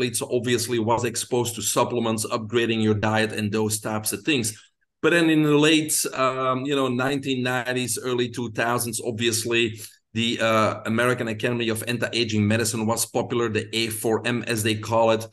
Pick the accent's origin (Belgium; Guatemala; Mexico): Belgium; moved away as an adult; now in United States; I grew up in Belgium. People can hear my accent, so that's where it's from.